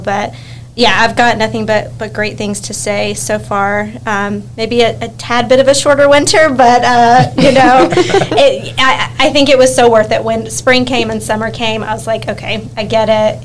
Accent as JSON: {"language": "English", "town": "Atlanta", "region": "Georgia", "country": "United States", "moved": "as an adult", "lives_now": "Buffalo, United States", "said": "I'm actually from Atlanta, so I'm a Southern uh, gal"}